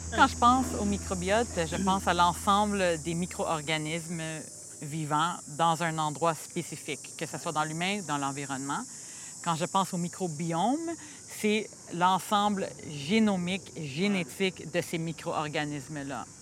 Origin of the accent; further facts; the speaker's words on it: Montreal, Quebec, Canada; moved away; also born or lived in United States; je suis née à Montréal, mais j'ai passé 12 ans aux États-Unis. Alors, ça fait pas longtemps que je suis revenue euh, à ma terre natale